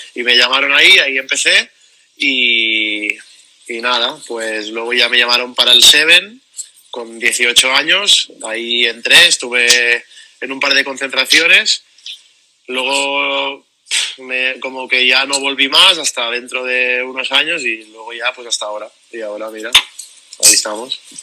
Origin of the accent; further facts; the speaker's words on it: Barcelona, Catalonia, Spain; soy de Barcelona, vivo en Barcelona